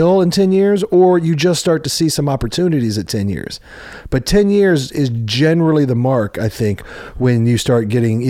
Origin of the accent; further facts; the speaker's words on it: Overland Park, Kansas, United States; moved away; I was raised in Kansas City